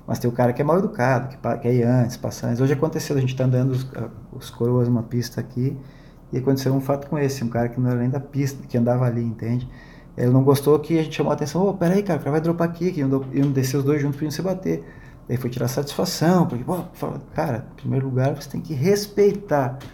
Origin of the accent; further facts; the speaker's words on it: Xanxerê, Santa Catarina, Brazil; also born or lived in São Paulo; now in Florianópolis, Brazil; lá em Xanxerê, cara, onde eu fui criado. É. Né? Sou paulista, criado no, oeste de Santa Catarina.